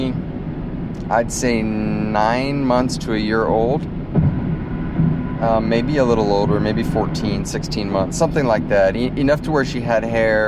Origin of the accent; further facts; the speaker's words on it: United States; moved away; also born or lived in Africa; I grew up in the States and grew up down by the Mexican border in a very Hispanic culture